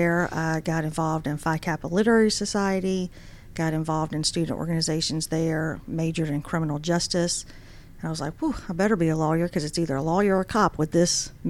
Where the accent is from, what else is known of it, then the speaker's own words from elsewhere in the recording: Dublin, Georgia, United States; also born or lived in Washington, D.C.; I grew up in Dublin, Georgia, which is where my dad's family grew up